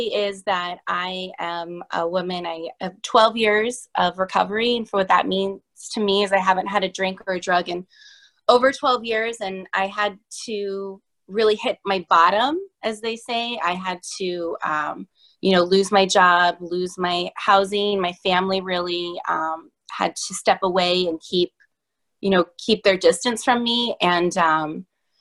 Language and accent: English; San Diego, California, United States; now in Boston, United States; I am originally from the West Coast, San Diego, and I reside in Boston now